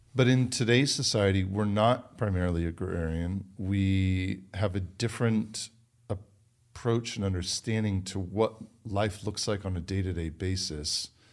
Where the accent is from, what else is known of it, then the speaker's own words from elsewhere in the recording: United States; also born or lived in London, England; I am American